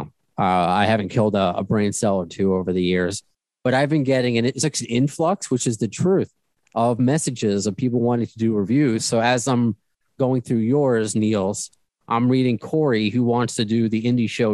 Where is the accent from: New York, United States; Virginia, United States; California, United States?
New York, United States; being a New Yorker